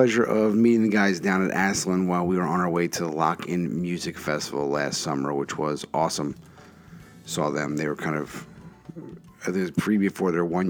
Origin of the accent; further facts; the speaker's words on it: Philadelphia, Pennsylvania, United States; the Philadelphia Inquirer, my hometown paper